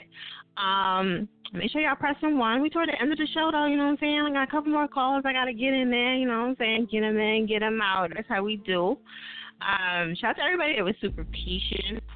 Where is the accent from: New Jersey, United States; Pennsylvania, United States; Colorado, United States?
New Jersey, United States; my home state is Jersey